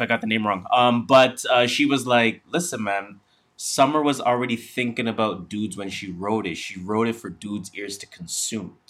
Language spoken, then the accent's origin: English; Canada; we are Canadian